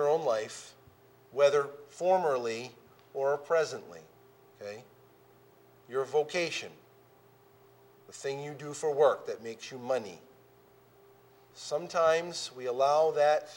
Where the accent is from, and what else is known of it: United States